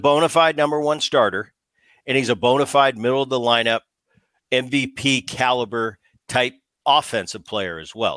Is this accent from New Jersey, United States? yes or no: yes; New Jersey, United States; Growing up in Jersey